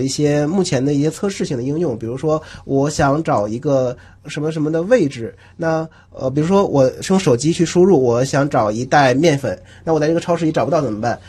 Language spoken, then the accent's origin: Chinese; Northeast China, China; moved away as an adult; now in Shanghai, China; 因为像我是东北人，从小听二人转比较多